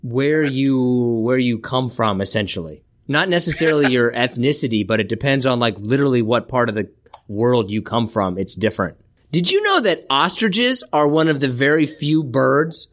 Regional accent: Kansas, United States; I'm from Kansas

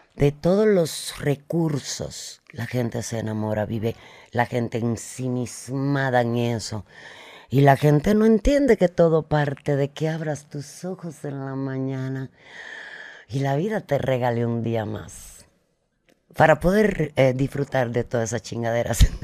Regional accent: Cuba; moved away; mientras estuve en Cuba

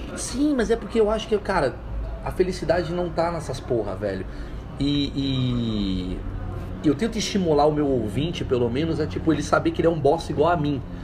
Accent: Brazil; como brasileiro, aqui no Brasil

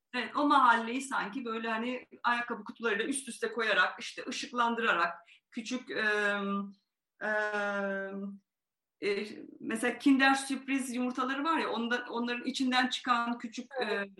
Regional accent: Van, Turkey; moved away; Yani doğuda büyüdüm, Van'da büyüdüm

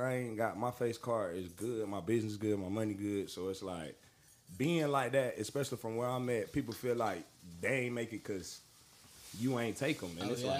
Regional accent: North Carolina, United States; I'm from North Carolina

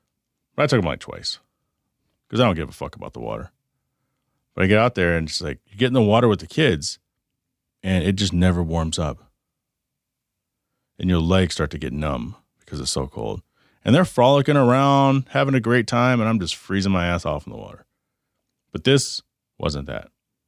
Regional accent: the South, United States; So it reminds me of chiggers, the sand fleas growing up in the South near, you know, Oklahoma and Texas and stuff like that.

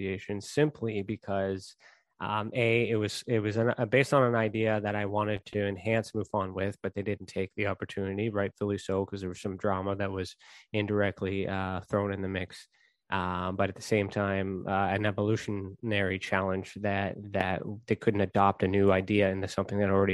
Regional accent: Canada; I am Canadian

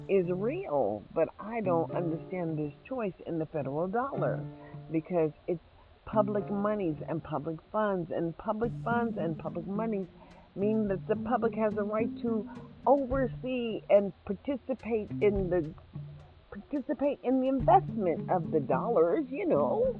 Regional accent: United States; now in Las Vegas, United States; we are as American citizens

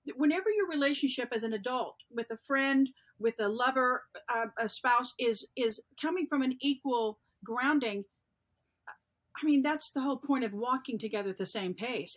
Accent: the South, United States; I was born and raised in the South

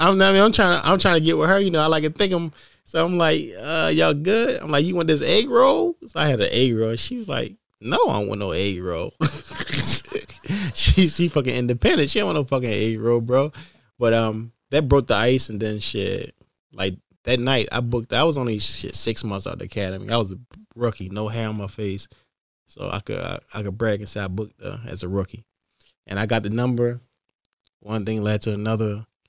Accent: Baltimore, Maryland, United States; But luckily, like I said, I'm from Baltimore, so I knew the ins and outs of it.

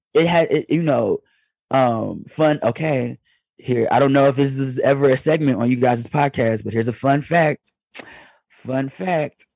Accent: Detroit, Michigan, United States; moved away; I'm still from Detroit deep down in my heart

